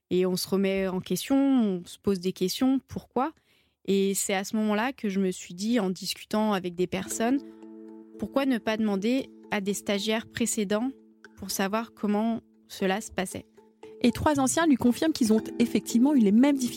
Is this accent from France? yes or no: yes; Rhône Valley, France; Chez nous, en Vallée du Rhône, c'est l'université du vin de suse